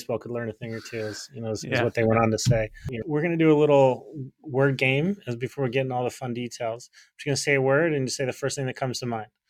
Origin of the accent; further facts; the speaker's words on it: Salt Lake City, Utah, United States; I grew up in Salt Lake City, Utah. You learn pretty quick how to do sales when you sell ice cream in the snow and the cold of Utah.